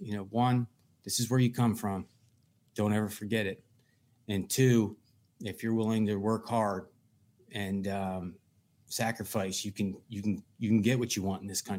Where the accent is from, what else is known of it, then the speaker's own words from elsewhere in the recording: Pennsylvania, United States; Love Suitorsville. I love the people of Western Pennsylvania.